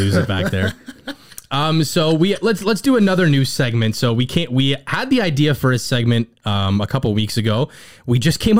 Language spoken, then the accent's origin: English; Canada; we were born and raised in Canada